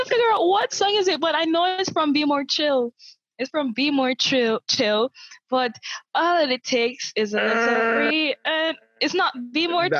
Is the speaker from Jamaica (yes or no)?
yes; Jamaica; I'm such a bad Jamaican.